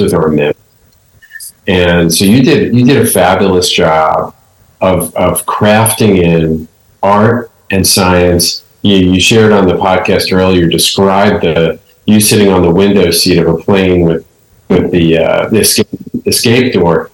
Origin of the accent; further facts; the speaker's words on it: New York, United States; I was born in Bronx Hospital